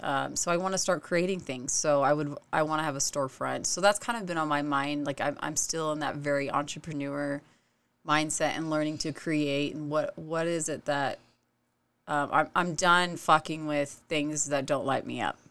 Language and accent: English; Oregon, United States; moved away as an adult; also born or lived in Utah; now in Lehi, United States; I'm from Oregon originally